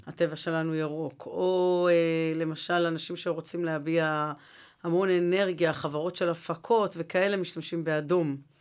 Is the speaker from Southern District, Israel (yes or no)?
no; Jerusalem, Jerusalem District, Israel; הרי אני ירושלמית